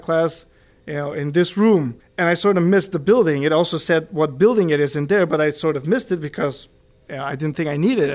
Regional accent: Karlovo, Plovdiv Province, Bulgaria; moved away as an adult; now in Pittsburgh, United States; I was born in Bulgaria in a town called Karlovo. I came to the States when I was 18 years old, right after high school.

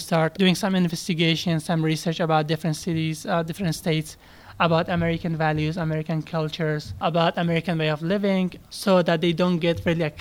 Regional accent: Herat, Afghanistan; English is a second language; moved away as an adult; now in Pittsburgh, United States; I'm from Afghanistan. I was born in Herat, Afghanistan.

